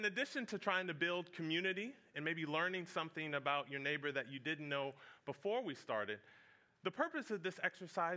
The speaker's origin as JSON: {"language": "English", "town": "Fredericksburg", "region": "Virginia", "country": "United States", "tie": "born or raised there", "moved": "yes", "said": "I grew up in Fredericksburg, Virginia"}